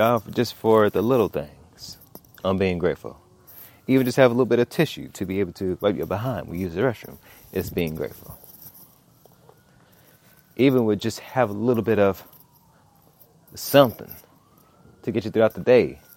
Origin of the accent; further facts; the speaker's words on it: Los Angeles, California, United States; I'm from South Central